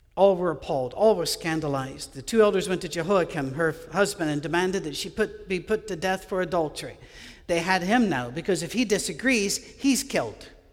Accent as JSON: {"language": "English", "area": "Scottish Highlands", "region": "Scotland", "country": "United Kingdom", "tie": "born or raised there", "said": "I grew up with Gaelic in Scotland, uh, on, in the Highlands"}